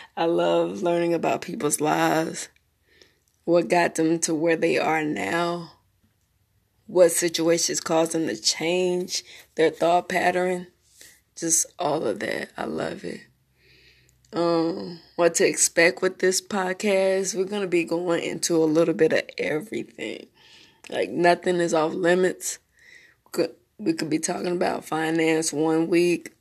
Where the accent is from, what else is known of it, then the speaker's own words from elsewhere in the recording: Memphis, Tennessee, United States; also born or lived in Smyrna, Tennessee / Marietta, Georgia; now in North Carolina, United States; I'm from Memphis, Tennessee. born, raised a little bit there between Memphis, Smyrna, Tennessee, and Georgia, Marietta, Georgia. Um, but I consider Memphis, Tennessee my home.